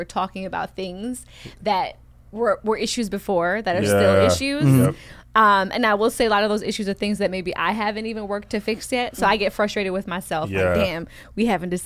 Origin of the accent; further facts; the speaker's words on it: New York, United States; I'm a New Yorker.